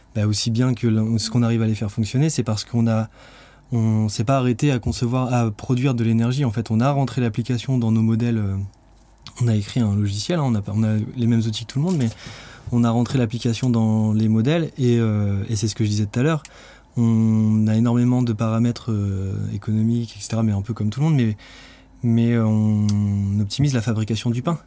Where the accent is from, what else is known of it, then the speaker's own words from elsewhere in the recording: France; en tant que Français